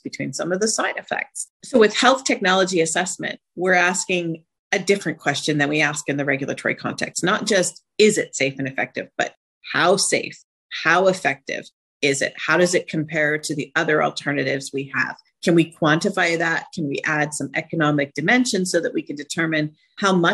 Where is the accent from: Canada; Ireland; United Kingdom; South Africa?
Canada; also born or lived in United States; now in Zurich, Switzerland; I'm actually Canadian